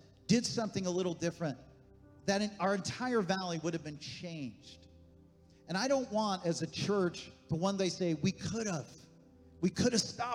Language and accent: English; Honesdale, Pennsylvania, United States; moved away; Deb and I, we were back in our hometown, Honesdale, Pennsylvania